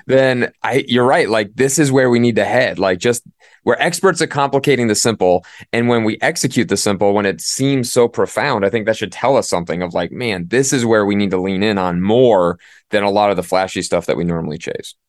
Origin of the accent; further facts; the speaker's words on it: Midwest, United States; moved away as an adult; also born or lived in Northeast US; now in Northeast, United States; I didn't grow up in the Northeast. I grew up in the Midwest